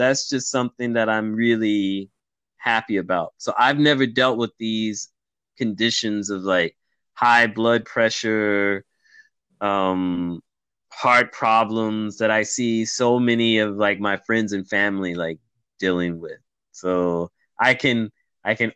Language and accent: English; United States; I grew up in America